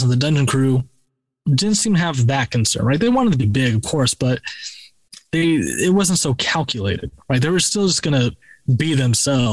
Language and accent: English; Florida, United States; we're from Florida